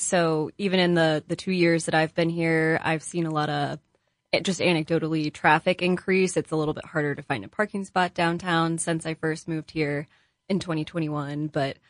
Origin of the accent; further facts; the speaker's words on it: Middletown, Ohio, United States; also born or lived in Dayton, Ohio / Grand Forks, North Dakota; now in Columbus, United States; I'm from Middletown, Ohio, but moved to Columbus and adopted it as my new home.